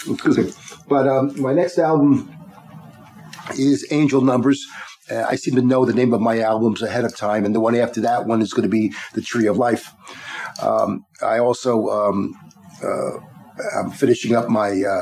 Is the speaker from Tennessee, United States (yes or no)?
no; Long Island, New York, United States; I grew up in Long Island